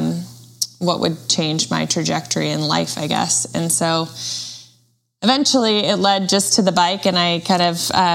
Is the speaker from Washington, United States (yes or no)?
yes; Washington, United States; I was born and raised in Washington State